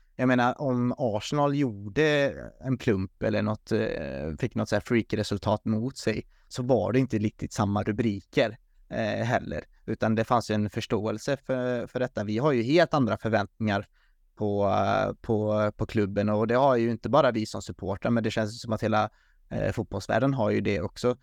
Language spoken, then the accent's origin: Swedish; Sweden; som svensk